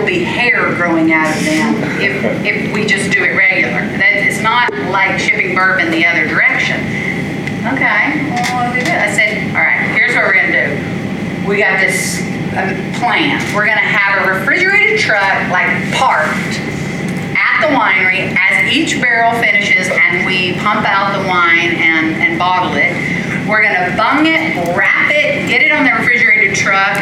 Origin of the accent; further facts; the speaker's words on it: the South, United States; I'm from the South